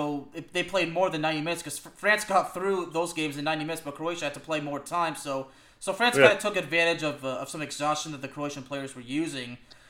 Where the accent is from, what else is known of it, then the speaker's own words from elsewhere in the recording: Dallas, Texas, United States; I was always an FC Dallas fan. I mean, they're my hometown team